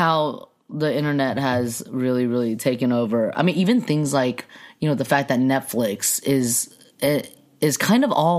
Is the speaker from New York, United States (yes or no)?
no; Temple City, California, United States; also born or lived in Shanghai, China / Alhambra, California / Fullerton, California; Temple City is essentially my hometown. That's what I would say my hometown is. And it was interesting. Yeah. I mean, there were a lot of Asians